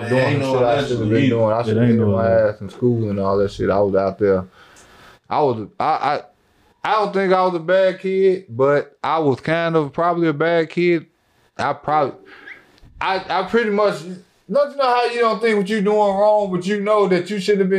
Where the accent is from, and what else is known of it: Oak Park, Illinois, United States; born or raised there